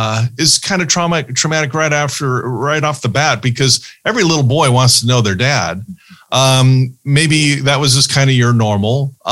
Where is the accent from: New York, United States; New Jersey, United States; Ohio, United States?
Ohio, United States; born there; But Anthony was born in Ohio. I was born in Ohio.